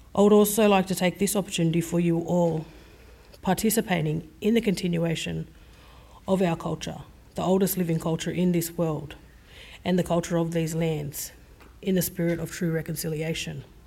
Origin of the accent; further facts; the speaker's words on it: Sydney, New South Wales, Australia; I was born on Gadigal land and I am a descendant of multiple Sydney coastal clan groups